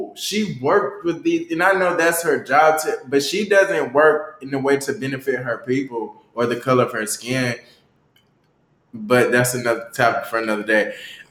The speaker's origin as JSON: {"language": "English", "region": "the South", "country": "United States", "lives_now": "Washington, United States", "said": "DC was a culture shock to me because I'm from the South."}